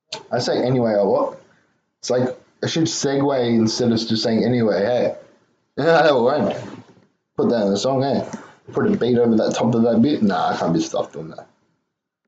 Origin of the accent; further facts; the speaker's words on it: Ireland; I'm Irish